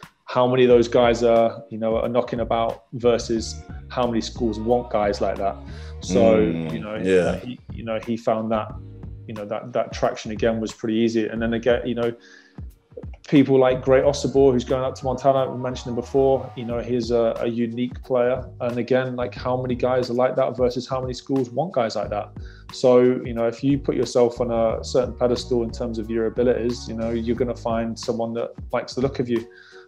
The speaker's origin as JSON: {"language": "English", "country": "United Kingdom", "said": "You know, that falls into our favor as British, you know, but we just have to produce better players."}